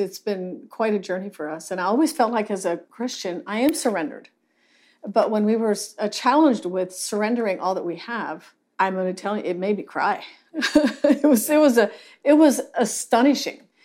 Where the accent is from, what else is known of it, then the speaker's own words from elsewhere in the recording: Lancaster County, Pennsylvania, United States; now in Salado, Texas, United States; I grew up in Lancaster County, Pennsylvania